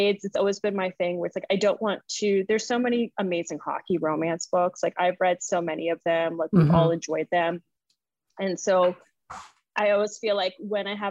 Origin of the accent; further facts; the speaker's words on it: Boston, Massachusetts, United States; moved away as an adult; now in New Orleans, United States; growing up in Boston, like that's what we would do.